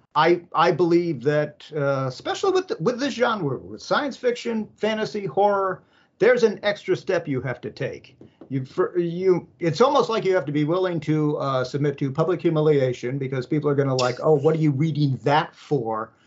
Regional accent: San Francisco, California, United States; I I grew up in San Francisco

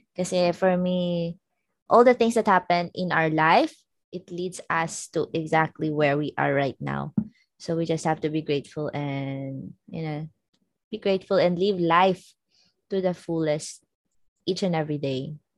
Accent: Philippines; moved away as an adult; now in Norway; I'm Filipino yeah. I miss Philippines

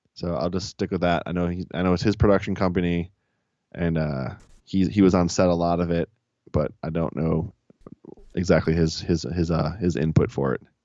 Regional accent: Chicago, Illinois, United States; growing up in Chicago

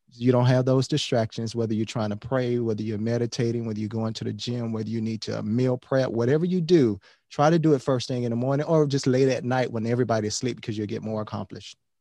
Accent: Miami, Florida, United States; We have a lot of corner stores, corner liquor stores in Miami. I'm from Miami

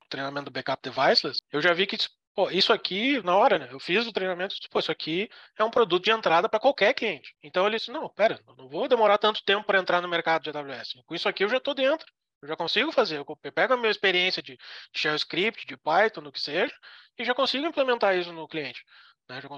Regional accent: Canoas, Rio Grande do Sul, Brazil; now in Florianópolis, Brazil; eu vim morar em Floripa, que eu era, sou do Rio Grande do Sul, né, de Canoas.

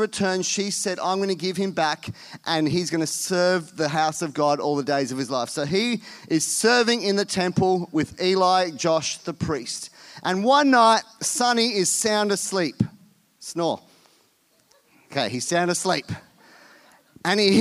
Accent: India; moved away; I was born in India, so going to India is just like going home

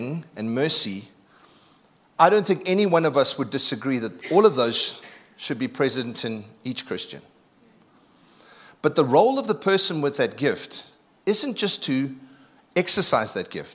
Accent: Durban, KwaZulu-Natal, South Africa; moved away; I'm from Durban, so we talk a little bit differently

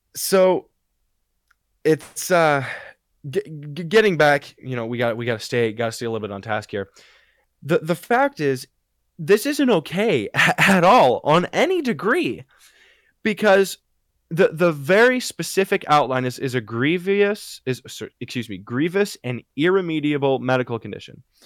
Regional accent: United States; there has been no extreme weather in, in my hometown

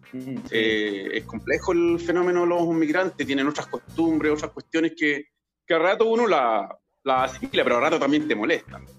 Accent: Chile; cuando trabajé ocho horas normal como cualquier chileno

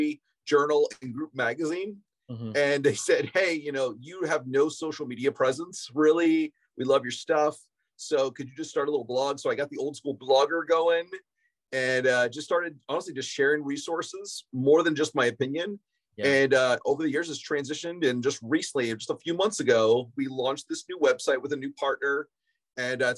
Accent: Ohio, United States; now in Chicago, United States; we're mostly from Ohio

